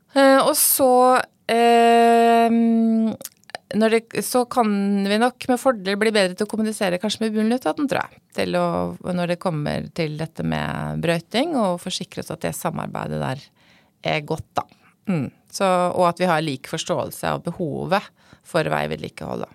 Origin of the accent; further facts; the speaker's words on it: Fræna, Møre og Romsdal, Norway; moved away as an adult; now in Oslo, Norway; som du hører på dialekta mi, så er jeg da opprinnelig fra Frena utafor Molde, i Romsdal